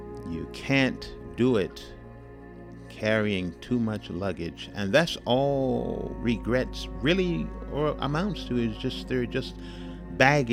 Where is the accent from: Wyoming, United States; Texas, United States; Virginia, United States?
Texas, United States; Houston; my hometown of Houston, Texas